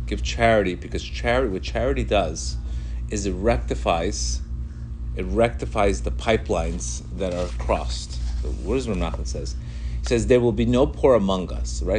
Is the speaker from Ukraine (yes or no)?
no; Colombia; English is a second language; moved away; I grew up in Colombia. I came here. I didn't speak a word of English